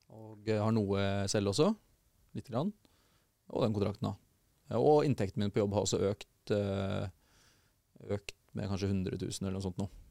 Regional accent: Porsgrunn, Telemark, Norway; born or raised there

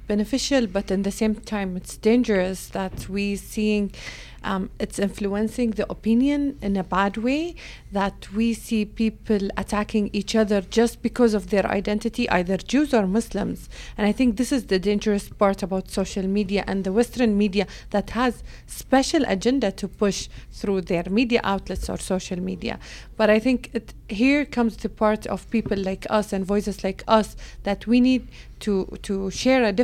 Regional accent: Bahrain; I'm from Bahrain

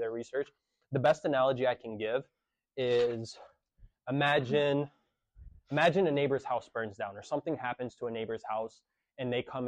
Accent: Jerusalem, Palestine; now in United States; I was born in Jerusalem, have Palestinian citizenship

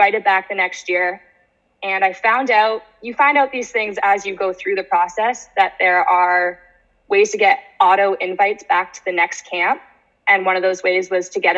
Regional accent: Canada; we're Canadian

